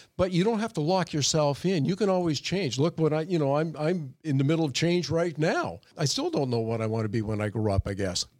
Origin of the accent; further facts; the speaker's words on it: Oshawa, Ontario, Canada; now in Sacramento, United States; I was born in Oshawa, Ontario, Canada